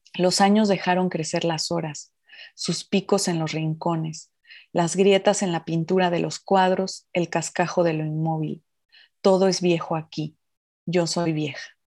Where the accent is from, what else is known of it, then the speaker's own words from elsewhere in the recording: Oaxaca, Mexico; los oaxaqueños eh, nacemos con ese poder de la comida oaxaqueña